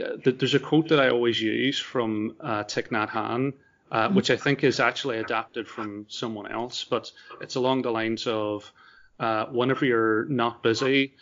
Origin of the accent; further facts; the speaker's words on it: Ireland; as an Irishman